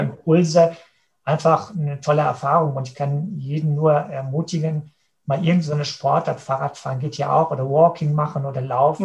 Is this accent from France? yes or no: no; Münsterland, near Cappenberg Castle, North Rhine-Westphalia, Germany; in der Natur, im Münsterland, in der Nähe von Schloss Kappenberg, das liegt zwischen mhm. Münster und Dortmund, da bin ich groß geworden auf dem Bauernhof